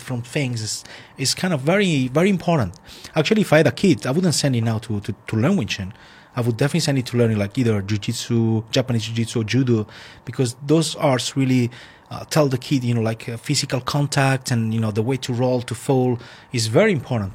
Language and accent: English; Italy; born or raised there; English is a second language